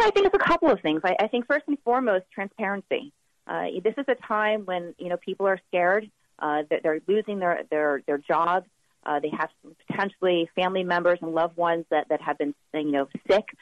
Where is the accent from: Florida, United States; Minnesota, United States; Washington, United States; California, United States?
Florida, United States; Miami; now in Tallahassee, United States; born and raised in Miami